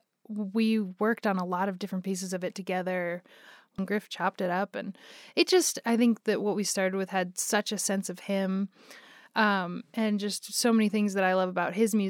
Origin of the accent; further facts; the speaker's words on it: Boulder, Colorado, United States; moved away as an adult; also born or lived in Denver, Colorado; now in Los Angeles, United States; growing up in Boulder, Colorado